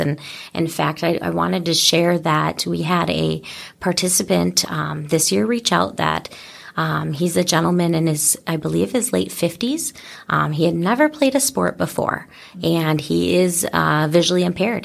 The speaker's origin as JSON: {"language": "English", "region": "Michigan", "country": "United States", "moved": "as an adult", "lives_now": "Wisconsin, United States", "said": "I come from Michigan"}